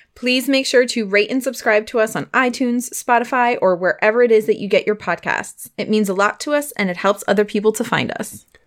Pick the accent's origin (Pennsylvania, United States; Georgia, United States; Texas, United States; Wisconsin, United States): Pennsylvania, United States; I'm from the cities of Pennsylvania